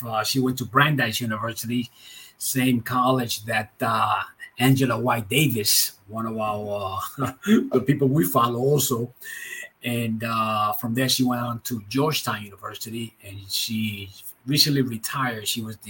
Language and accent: English; Santiago, Dominican Republic; This is in Santiago, my hometown, at one of the games where they were interviewing me. Santiago, Dominican Republic, is the town where I was born.